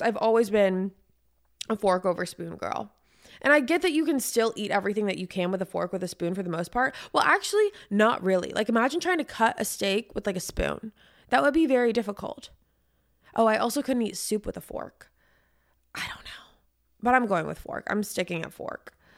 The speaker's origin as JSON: {"language": "English", "town": "San Diego", "region": "California", "country": "United States", "said": "I'm from San Diego"}